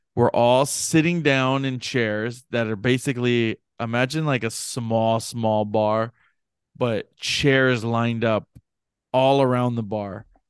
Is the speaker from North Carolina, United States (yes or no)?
no; Hawaii, United States; I'm Hawaiian